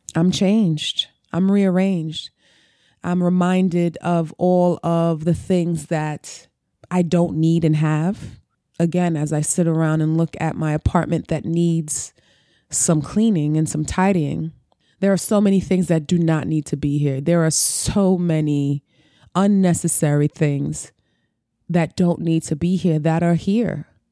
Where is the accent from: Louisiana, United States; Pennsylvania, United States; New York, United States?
New York, United States; New York City; I'm a New Yorker, so I can only speak. I've been here all my life, born and raised. I've never lived anywhere else